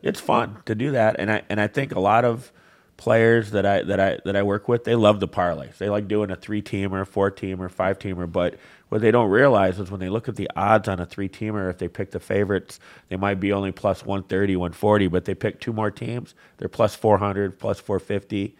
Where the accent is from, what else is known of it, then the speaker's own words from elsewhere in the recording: Flint, Michigan, United States; also born or lived in Marquette, Michigan; I grew up in the Flynn area